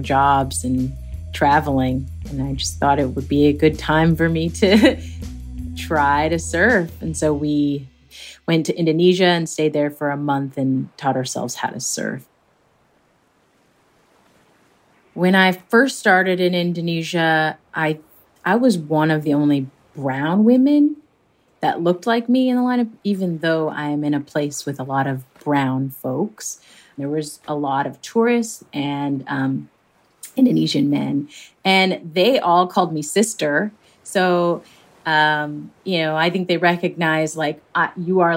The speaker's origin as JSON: {"language": "English", "area": "suburb outside of Seattle", "region": "Washington", "country": "United States", "tie": "born or raised there", "said": "I grew up in the Pacific Northwest, kind of in a suburb outside of Seattle."}